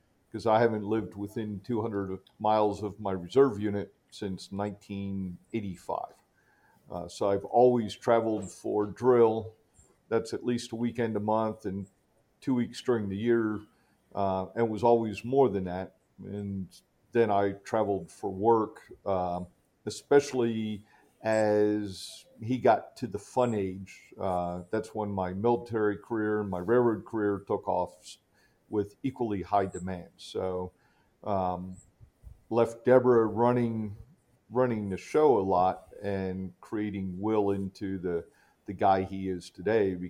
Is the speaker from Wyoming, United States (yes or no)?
no; Philadelphia, Pennsylvania, United States; grew up in the suburbs right off the northeast corner of the city